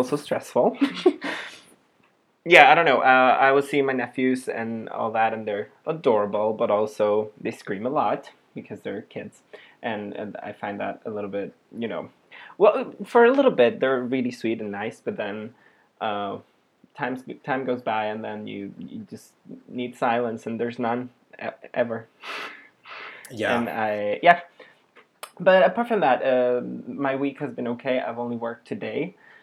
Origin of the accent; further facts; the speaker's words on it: Spain; I live in Spain. I am Spanish. I live in Barcelona specifically